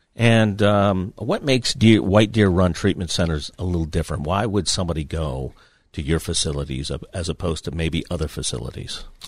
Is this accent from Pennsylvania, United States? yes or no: yes; New Castle, Pennsylvania, United States; my hometown of Newcastle